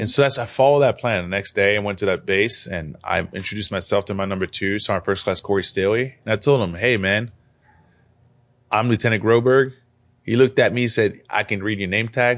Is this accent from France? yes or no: yes; France; also born or lived in Algeria; now in United States; I'm, I'm an immigrant, so I wasn't born here. I was born in France.